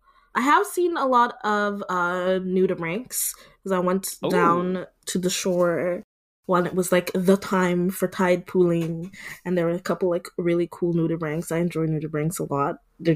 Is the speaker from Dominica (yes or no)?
yes; Dominica; now in San Francisco, United States; I am from the Commonwealth of Dominica in the Caribbean. It's not the Dominican Republic, I promise.